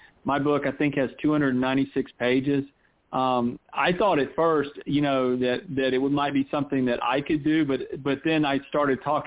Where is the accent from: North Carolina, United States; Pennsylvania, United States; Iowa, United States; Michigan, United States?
North Carolina, United States; now in Columbus, United States; I'm from North Carolina.